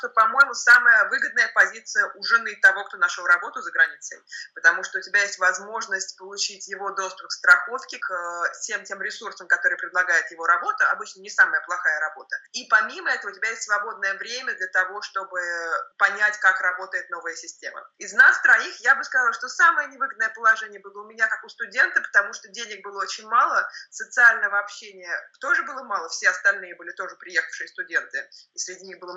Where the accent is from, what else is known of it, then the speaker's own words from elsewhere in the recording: Moscow, Russia; moved away; Так что тут, правда, надо сделать э, большую пометку, что мы все приехали из Москвы, и мы не можем говорить за регионы.